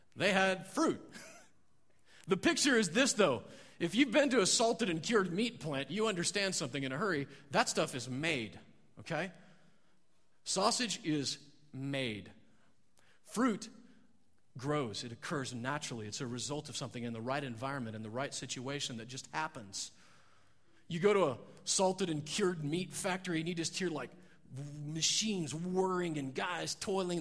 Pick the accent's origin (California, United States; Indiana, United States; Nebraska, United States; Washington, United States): Nebraska, United States; I grew up in Nebraska